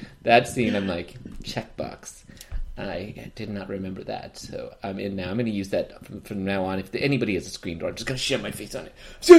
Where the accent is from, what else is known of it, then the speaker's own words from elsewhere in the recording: United Kingdom; I'm British.